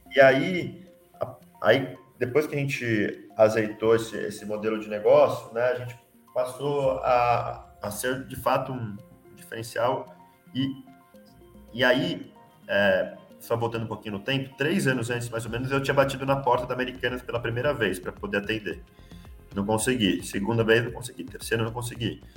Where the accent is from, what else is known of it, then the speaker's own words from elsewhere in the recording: São Paulo, Brazil; moved away as an adult; also born or lived in Rio de Janeiro; sou de São Paulo, fui fazer engenharia de produção